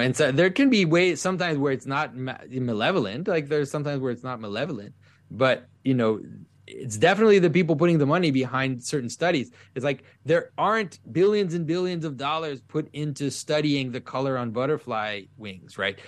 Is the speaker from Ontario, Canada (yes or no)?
no; Quebec, Canada; first language French; English is a second language; French is my first language, but I, I, I really, at some point, felt very deeply in my early adulthood that, that Quebec, where I'm from